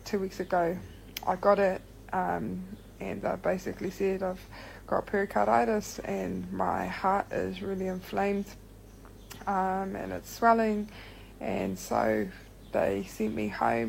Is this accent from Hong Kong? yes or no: no; Rotorua, Bay of Plenty, New Zealand; I'm from Rotorua